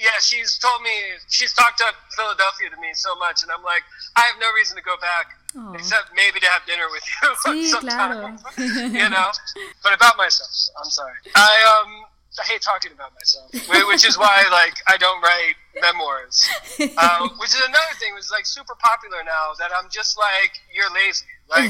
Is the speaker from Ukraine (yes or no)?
no; Fajardo, Puerto Rico; moved away as an adult; also born or lived in Tampa, Florida; I feel like Fajardo is my hometown. And I usually tell people that Fajardo is my hometown and Tampa is where I became an adult.